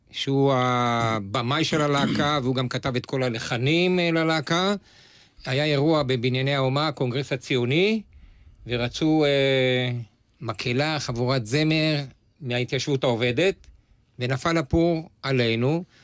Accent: Bitzaron, Southern District, Israel; עדיין, ממושב ביצרון

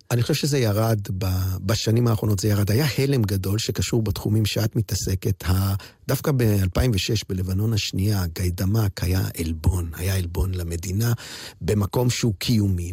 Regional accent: Jerusalem, Jerusalem District, Israel; כילד הסתכלתי, למדתי בבית ספר, בתי ספר, זו תקופת האינטגרציה בירושלים

